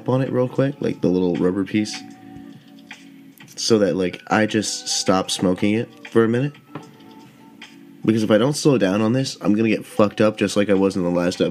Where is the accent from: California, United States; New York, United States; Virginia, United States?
California, United States; Southern; I grew up in Southern California